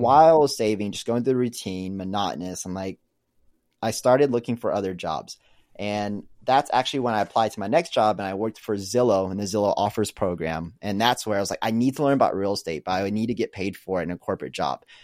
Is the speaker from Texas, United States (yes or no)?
yes; Arlington, Texas, United States; moved away as an adult; also born or lived in Kansas; now in Austin, United States; I am originally from Arlington, which is one of the biggest suburbs out in Dallas. Grew up there, was originally born in Kansas, moved over when I was so young